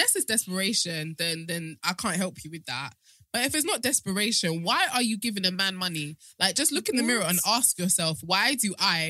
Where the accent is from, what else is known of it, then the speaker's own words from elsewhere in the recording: Nigeria; I'm speaking as a Nigerian woman.